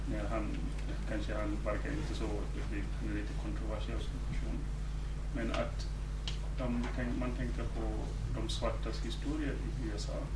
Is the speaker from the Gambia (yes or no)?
yes; Gambia; moved away as an adult; now in Sweden; jag gick i high school i Gambia